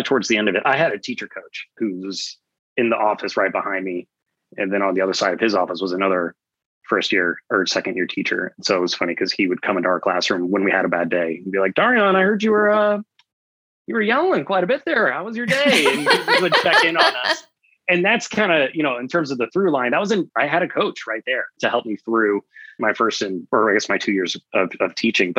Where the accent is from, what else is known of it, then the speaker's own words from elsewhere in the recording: Atlanta, Georgia, United States; moved away as an adult; now in Austin, United States; I grew up in Atlanta, Georgia, in Metro Atlanta